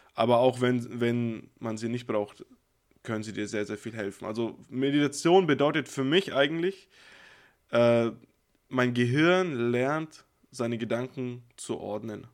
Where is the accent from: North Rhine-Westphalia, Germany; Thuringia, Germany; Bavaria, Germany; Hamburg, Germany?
Bavaria, Germany; Nuremberg area; moved away as an adult; bin ich ja weggezogen aus der Region, wo ich aufgewachsen bin. Das heißt, ein großer Teil meiner Freunde, mit denen ich glücklicherweise immer noch sehr gut befreundet bin, ist noch in, also im Raum Nürnberg